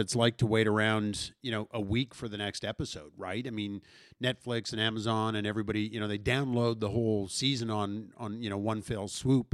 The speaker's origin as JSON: {"language": "English", "town": "St. Albert", "region": "Alberta", "country": "Canada", "tie": "born or raised there", "said": "growing up in Saint Albert"}